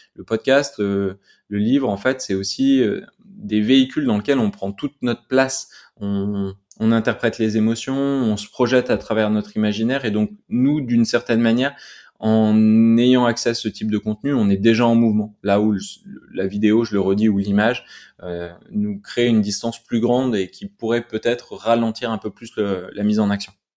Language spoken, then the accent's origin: French; Grenoble, Auvergne-Rhône-Alpes, France; je suis grenoblois donc euh, donc la montagne elle est toujours autour de nous